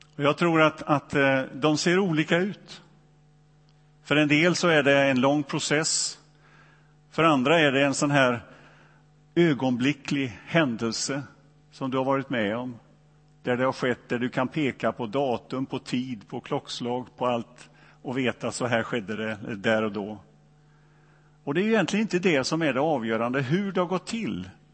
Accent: Donsö, Västra Götaland, Sweden; born or raised there

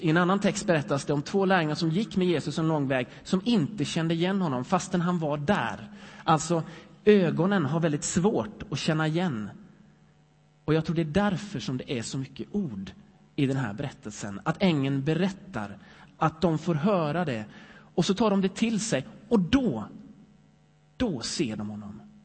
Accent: Sweden; jag är lite svensk ändå

